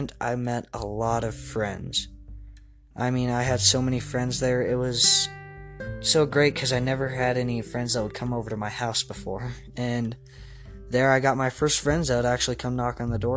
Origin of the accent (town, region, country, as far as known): Clarksville, Tennessee, United States; born or raised there; also born or lived in Elizabethtown, Kentucky